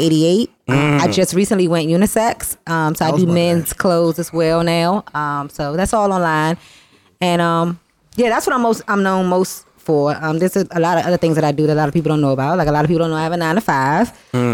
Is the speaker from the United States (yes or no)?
yes; District Heights, Maryland, United States; moved away as an adult; now in Washington, D.C., United States; I was born in D.C., moved to Maryland when I was about 4 or 5, raised in Maryland, and then I recently moved back to D.C. December.